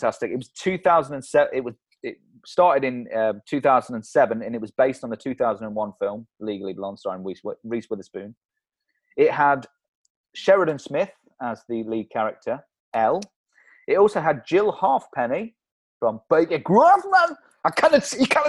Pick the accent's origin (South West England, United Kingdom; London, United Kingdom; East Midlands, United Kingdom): East Midlands, United Kingdom; Leicester; moved away; we're both from Leicester originally